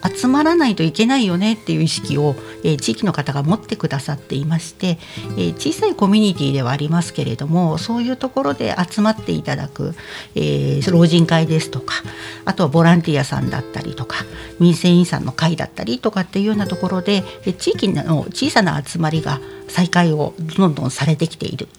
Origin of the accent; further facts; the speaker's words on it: Odawara, Kanagawa, Japan; 私は実は小田原生まれ、小田原育ちなので